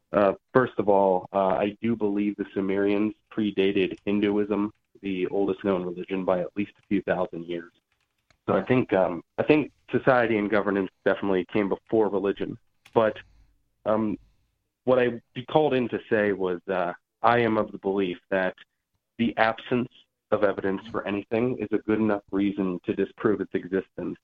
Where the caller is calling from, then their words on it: Georgia, United States; I'm calling from Georgia